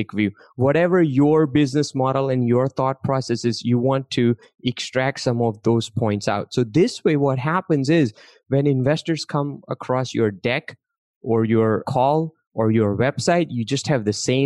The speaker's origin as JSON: {"language": "English", "country": "India", "tie": "born or raised there", "second_language": "English", "moved": "yes", "lives_now": "United States", "said": "I grew up in India. I came to this country not speaking English"}